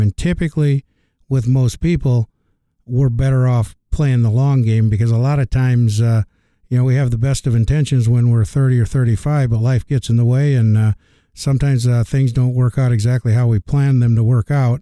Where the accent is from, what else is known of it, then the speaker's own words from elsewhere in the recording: Algona, Iowa, United States; came back to my hometown of Elgona, Iowa